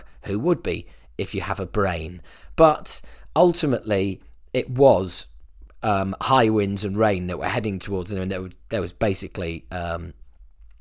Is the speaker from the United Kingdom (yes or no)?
yes; United Kingdom; I'm a British person